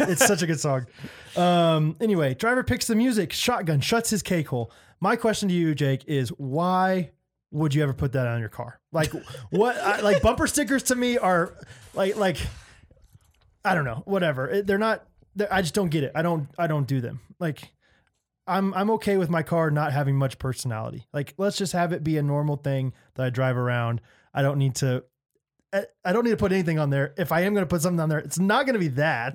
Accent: Olathe, Kansas, United States; I'm from Olathe

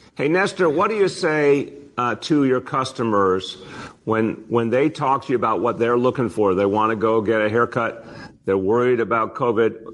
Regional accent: New York City, New York, United States; as a New Yorker

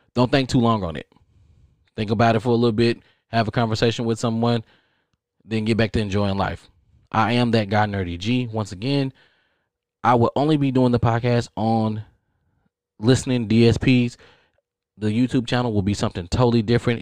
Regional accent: Texas, United States; I'm from Texas.

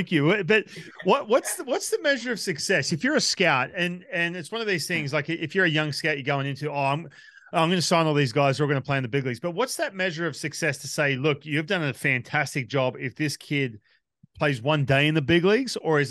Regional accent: Australia; Like obviously I grew up in Australia.

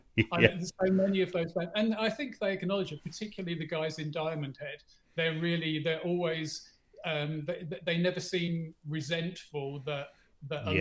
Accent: England, United Kingdom; now in South Africa; I grew up in England. I live in South Africa now.

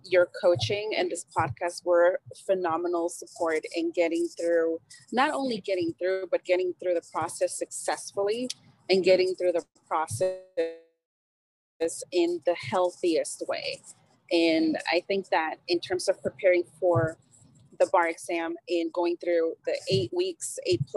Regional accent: San Francisco, California, United States; also born or lived in El Salvador; I am Latin American, I'm Salvadorian, I grew up in San Francisco, and I came to the United States when I was 9 years old

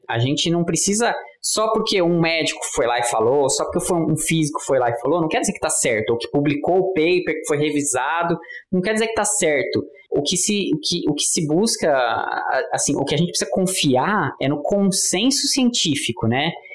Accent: Brazil; sendo brasileiro

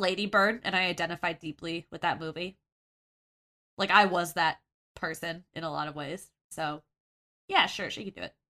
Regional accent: Kansas, United States; I grew up in Kansas, so I can rip on Kansas, but I l, that's my home state

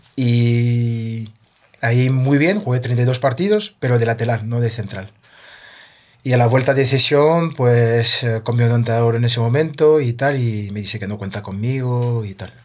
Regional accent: a town 30 km south of Paris, Île-de-France, France; Spanish is a second language; moved away as an adult; also born or lived in Martinique (parents' origin) / Spain; crecí yo en un pueblo a 30 kilómetros de París, al sur de París

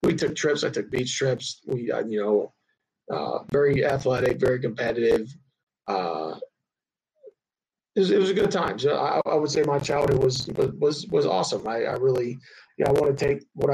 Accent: High Point, North Carolina, United States; I grew up in High Point, North Carolina

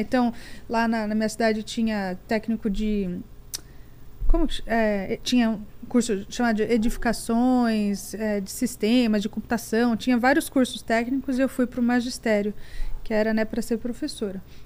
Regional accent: Barueri, São Paulo, Brazil; now in United States; Eu nasci em São Paulo, na, é, morei na Lapa meus dois primeiros anos, mas minha vida inteira e minha família inteira é de Barueri, daqui da Grande São Paulo

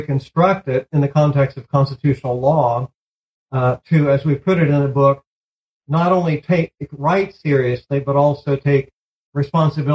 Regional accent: Missouri, United States; moved away as an adult; now in Boston, United States; I grew up on a farm in Missouri

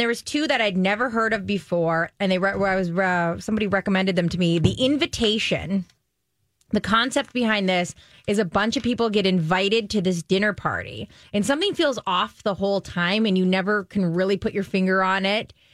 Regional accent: Stillwater, Minnesota, United States; I grew up in Stillwater

